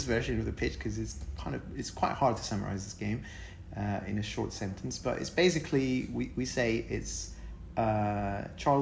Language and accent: English; Greece; moved away; I'm originally from Greece.